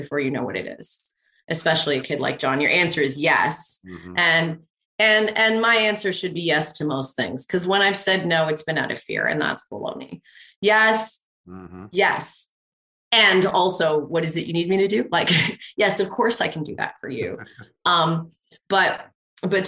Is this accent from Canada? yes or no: yes; Canada; I'm Canadian